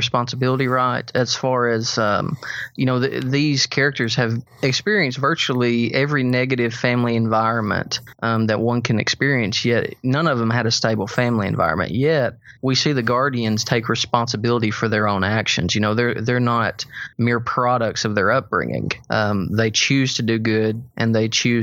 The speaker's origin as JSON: {"language": "English", "town": "Sparta", "region": "Tennessee", "country": "United States", "tie": "born or raised there", "said": "Jeff and I grew up in Sparta, Tennessee, so we're in a small hometown"}